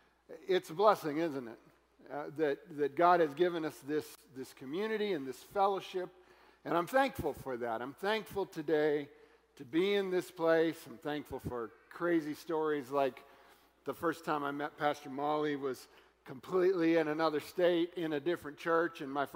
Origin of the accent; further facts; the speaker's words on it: Florida, United States; But since we're from Florida, I guess anything like this is a little crazy.